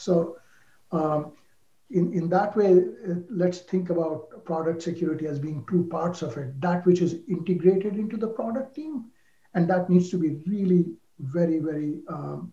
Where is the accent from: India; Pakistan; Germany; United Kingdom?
India; moved away; I grew up in India